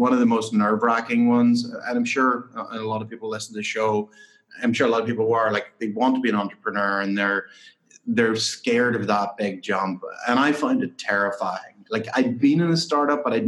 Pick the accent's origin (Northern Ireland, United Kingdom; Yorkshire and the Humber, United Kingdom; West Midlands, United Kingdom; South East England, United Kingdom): Northern Ireland, United Kingdom; County Tyrone; moved away as an adult; also born or lived in St Andrews, Scotland / London; Yeah, so I grew up in Northern Ireland, in County Tyrone. I grew up on a dairy farm